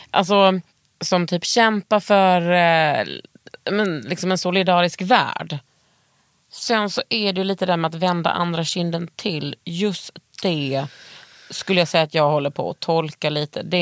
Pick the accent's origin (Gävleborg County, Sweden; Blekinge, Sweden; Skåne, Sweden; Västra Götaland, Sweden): Skåne, Sweden; vad jag är dum skåning.